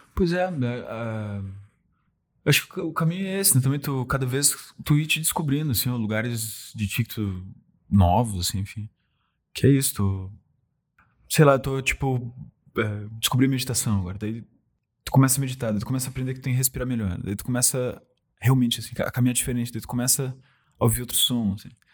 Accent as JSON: {"language": "Portuguese", "region": "Rio Grande do Sul", "country": "Brazil", "accent": "gaúcho", "said": "eu gosto de ser gaúcho, gosto de ter um sotaque"}